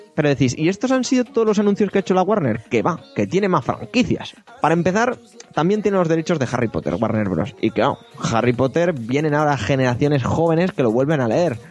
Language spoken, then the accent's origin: Spanish; Spain